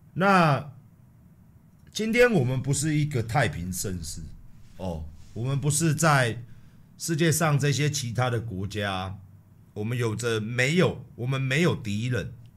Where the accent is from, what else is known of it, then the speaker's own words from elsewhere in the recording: Taiwan; 身为一个台湾人， 土生土长，在台湾四十四年